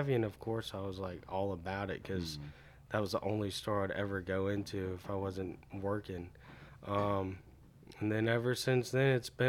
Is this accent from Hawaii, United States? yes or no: no; Cartersville, Georgia, United States; I grew up on the Etowah River, which is down in Cartersville.